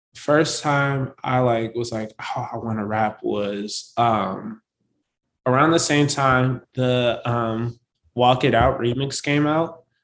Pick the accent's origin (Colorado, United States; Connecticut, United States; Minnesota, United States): Minnesota, United States; St. Paul; also born or lived in New Orleans; So St. Paul is where I was born and raised.